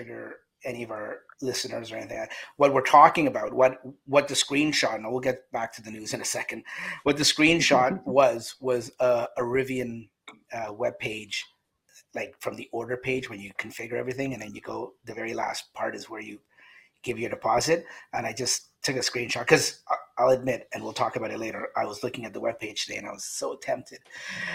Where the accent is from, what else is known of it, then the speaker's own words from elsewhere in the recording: Canada; The whole panel, including myself, we're all Canadian